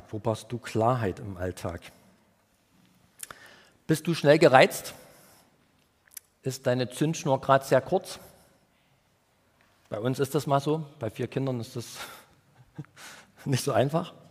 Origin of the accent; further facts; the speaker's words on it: Saxony, Germany; Ich komme ja aus dem Erzgebirge und da gibt es viele Berge und viele Kurven, ähm, also ursprünglich aus dem Erzgebirge